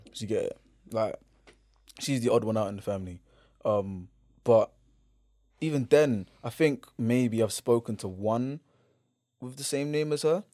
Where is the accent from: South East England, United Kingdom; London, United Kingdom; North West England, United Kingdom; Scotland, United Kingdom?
London, United Kingdom; Man's from here, London.